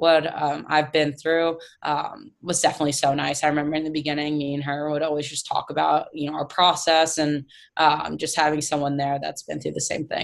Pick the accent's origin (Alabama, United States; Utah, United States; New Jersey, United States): New Jersey, United States; Yeah, I was big Devils fan, still am.